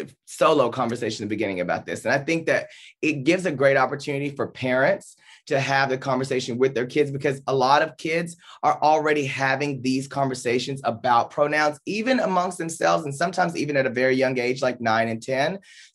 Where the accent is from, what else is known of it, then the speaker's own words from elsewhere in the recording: the South, United States; I grew up in the South with in a different community at times in a different period.